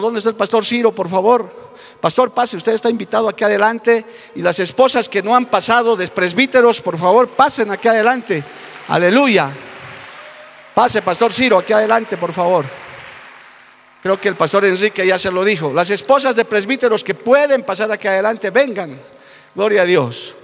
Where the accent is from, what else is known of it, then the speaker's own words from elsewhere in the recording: Bolivia; Porque yo sé que en mi país hay gente que ama la obra misionera